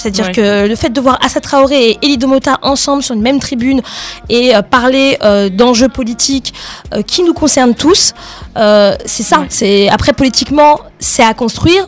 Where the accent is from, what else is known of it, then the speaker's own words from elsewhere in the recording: Paris suburbs, Île-de-France, France; je suis née, j'ai grandi en France, en euh, banlieue parisienne